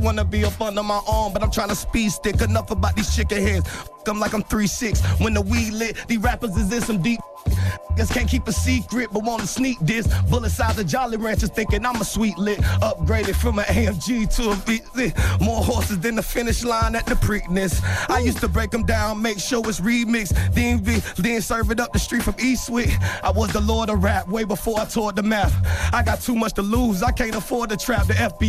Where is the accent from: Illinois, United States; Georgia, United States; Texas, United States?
Georgia, United States; Atlanta; I'm from Atlanta, bro. I know black people, really.